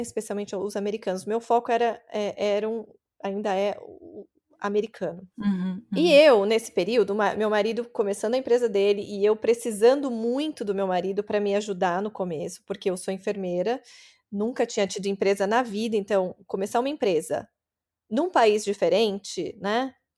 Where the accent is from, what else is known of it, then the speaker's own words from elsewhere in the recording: interior of São Paulo, Brazil; accent: paulistano (São Paulo capital); moved away as an adult; now in California, United States; Meu sotaque vem de São Paulo. Eu cresci no interior de São Paulo e eu fui para a capital